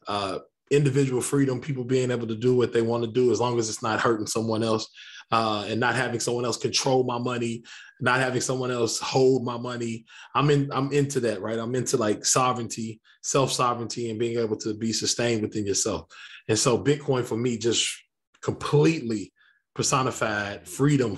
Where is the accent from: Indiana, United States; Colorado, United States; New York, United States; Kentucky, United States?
Kentucky, United States; Lexington; I grew up on the northwest side of a town called Lexington, Kentucky